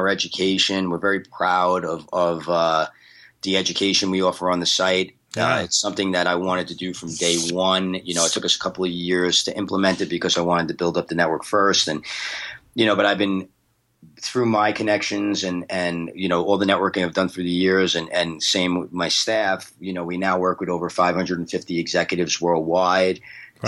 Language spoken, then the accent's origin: English; New York, United States; now in Los Angeles, United States; I'm from New York, but I'm based in LA now.